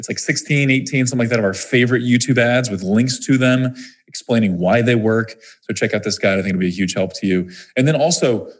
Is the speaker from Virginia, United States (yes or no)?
no; Missouri, United States; I'm from Missouri, right? Missouri is the show me state. We're very skeptical people, I guess, in Missouri